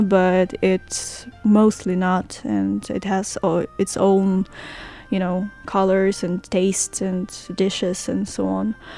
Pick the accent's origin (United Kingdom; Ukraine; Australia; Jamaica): Ukraine; moved away as an adult; now in Hualien, Taiwan; I am from Ukraine and uh, I came to Hualien, to Taiwan, almost uh, three months ago